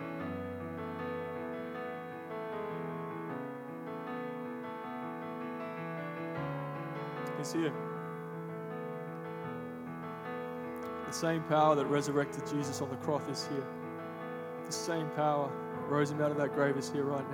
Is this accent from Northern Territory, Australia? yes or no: yes; Darwin, Northern Territory, Australia; moved away as an adult; now in Sydney, Australia; I'm from Darwin. If you didn't know that, from the Northern Territory all the way up yonder.